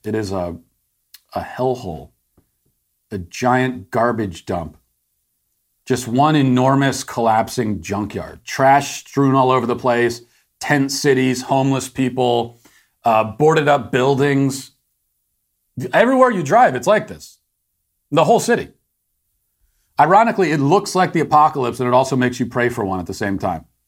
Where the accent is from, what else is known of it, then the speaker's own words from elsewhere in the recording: United States; I'm embarrassed as an American to have something like this in my country.